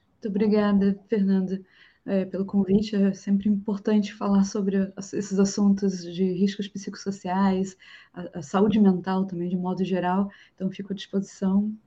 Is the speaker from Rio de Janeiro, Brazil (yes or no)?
yes; Rio de Janeiro, Brazil; accent: chiado carioca; moved away as an adult; now in Florianópolis, Brazil; Eu sou do Rio